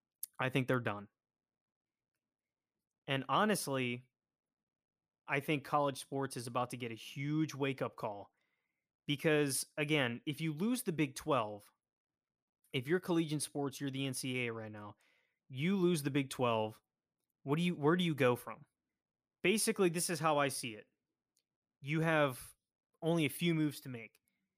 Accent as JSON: {"language": "English", "town": "Pittsburgh", "region": "Pennsylvania", "country": "United States", "tie": "born or raised there", "said": "my hometown of the Pittsburgh Pirates"}